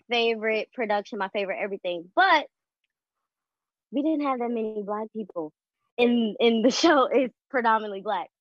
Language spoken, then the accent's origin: English; Chicago, Illinois, United States; I am 24 from Chicago.